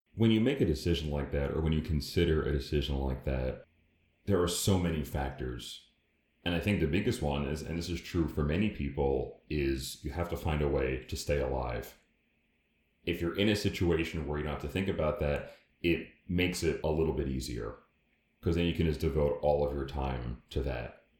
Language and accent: English; United States; accent: American; we're American, if you can't tell by our accents